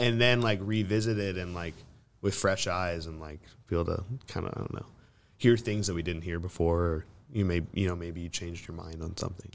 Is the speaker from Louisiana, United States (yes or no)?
no; Central Coast, California, United States; moved away as an adult; now in Los Angeles, United States; it's Seninas Valley, so it's, like, a little north of, like, Ventura, Santa Barbara area.